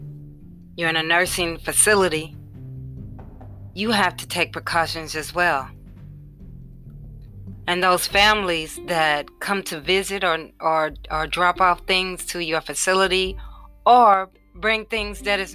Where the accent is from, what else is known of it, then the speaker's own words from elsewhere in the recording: Indianapolis, Indiana, United States; Indianapolis, my hometown, and where I reside